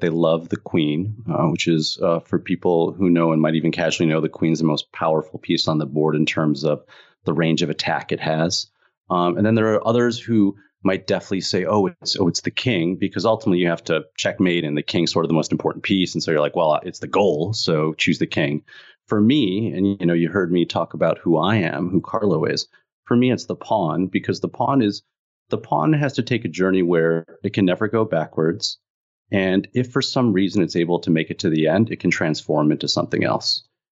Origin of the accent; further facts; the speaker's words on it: Illinois, United States; I grew up in Illinois, so it was cold